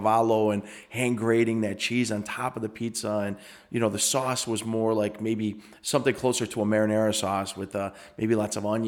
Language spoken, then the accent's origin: English; Chicago, Illinois, United States; I grew up on Harlem and Montrose